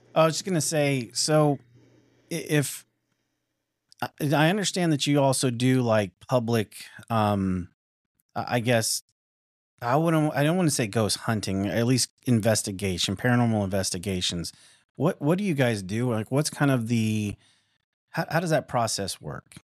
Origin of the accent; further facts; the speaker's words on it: Tucson, Arizona, United States; moved away; also born or lived in Midwest; I'm from Tucson, Arizona.